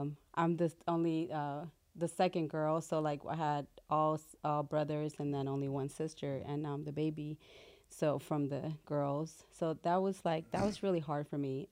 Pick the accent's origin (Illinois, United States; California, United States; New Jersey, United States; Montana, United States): California, United States; Compton; also born or lived in Mexico City, Mexico / Watts, Los Angeles; We stayed in Watts for a while and then moved to Compton and then just grew up there